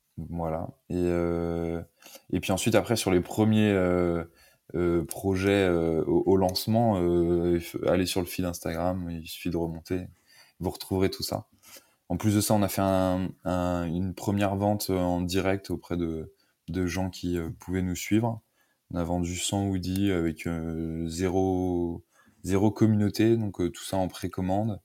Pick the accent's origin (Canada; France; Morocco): France; the West, western France; also born or lived in Paris; Je viens de l'Ouest, au départ.